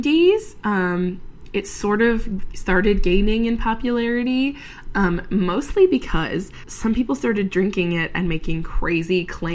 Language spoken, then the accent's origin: English; Portland, Maine, United States; my home state of Maine.